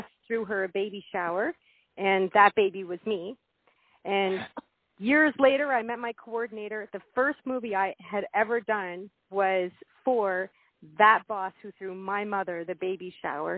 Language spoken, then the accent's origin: English; Nova Scotia, Canada; I'm from Nova Scotia, and so from Canada, and I just never had a desire to leave.